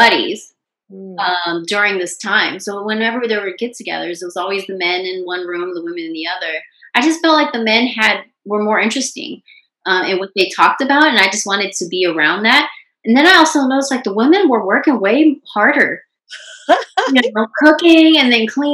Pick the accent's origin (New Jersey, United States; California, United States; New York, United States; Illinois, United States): California, United States; Long Beach; also born or lived in San Diego, California / Washington, D.C.; I grew up in Long Beach, but my parents, neither one of my parents were from California